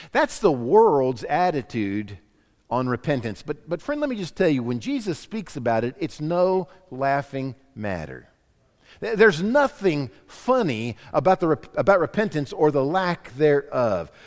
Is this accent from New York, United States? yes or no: no; Florida, United States; growing up in Florida for my high school years